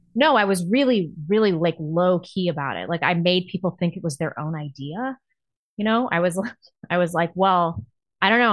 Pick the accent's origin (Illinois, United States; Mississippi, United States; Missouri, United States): Missouri, United States; St. Louis; moved away; also born or lived in New York / Los Angeles / Seattle; growing up in Saint Louis was the most competitive social environment I have ever